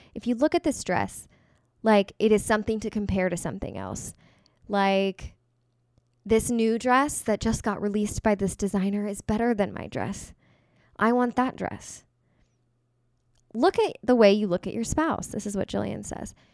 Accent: Kansas, United States; I'm from Kansas.

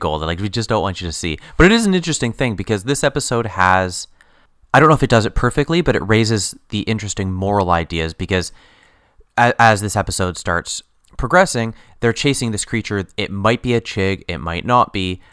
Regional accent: England, United Kingdom; We're, we're English

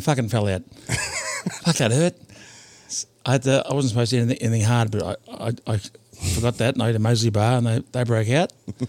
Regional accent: Tasmania, Australia; I do love you like a brother, but I'm from Tasmania.

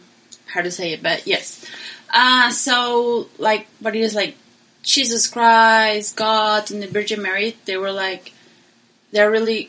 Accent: Caracas, Capital District, Venezuela; English is a second language; moved away; I didn't live like in Caracas. I was born in Caracas, and all my life was in Caracas, but I was living in the mountain area.

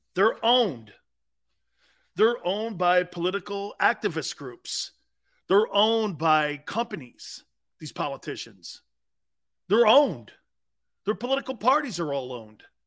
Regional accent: United States; I'm an American. I root for Team USA.

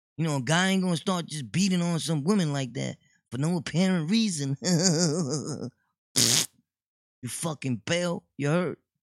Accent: New York City, New York, United States; I was born and raised in Brooklyn

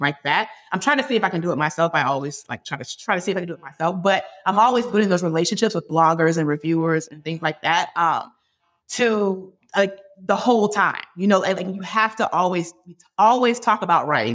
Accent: Hampton, Virginia, United States; We grew up together in Hampton, Virginia

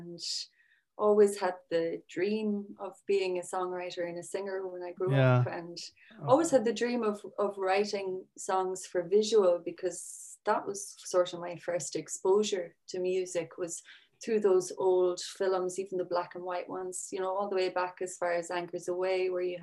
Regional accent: Sixmilebridge, Munster, Ireland; I'm from County Clare. I'm from 6 Mile Bridge, which is used to be a small village.

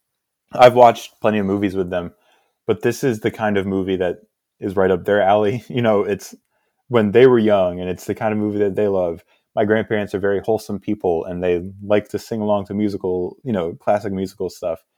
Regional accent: Hudson Valley, New York, United States; moved away as an adult; now in Pennsylvania, United States; I was born in New York, lived in New York until I was twenty

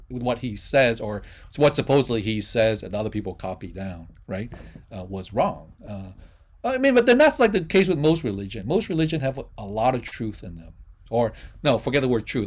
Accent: Vietnam; now in United States; I'm a Vietnamese person living in the United States.

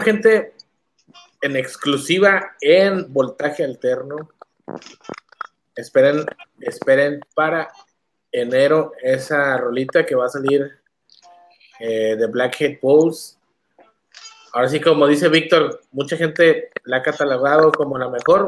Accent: northern Mexico, Mexico; somos norteños, güey, somos, somos de la ciudad

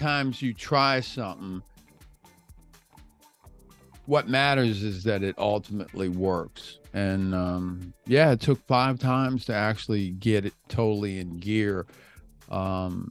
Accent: Washington, District of Columbia, United States; now in Florida, United States; I live in Florida. We can grow palm trees here. I'm from Washington, D.C.

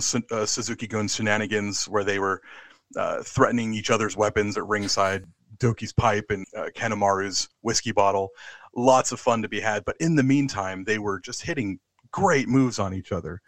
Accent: United States; moved away as an adult; now in London, United Kingdom; I'm an American living in London

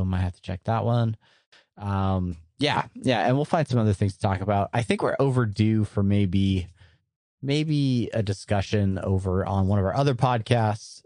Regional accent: San Diego, California, United States; moved away; growing up in San Diego

